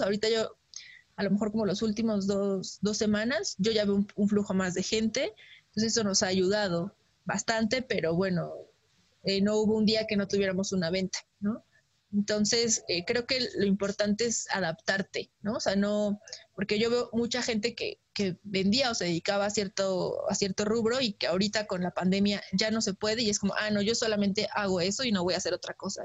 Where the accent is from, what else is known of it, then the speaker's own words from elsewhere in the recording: Mexico; como mexicanos eh, tengamos todos nuestros papeles en orden